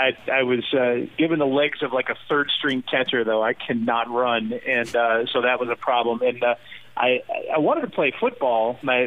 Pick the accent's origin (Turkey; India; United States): United States; Georgia; moved away as an adult; now in Milwaukee, United States; I grew up in Georgia. That's home.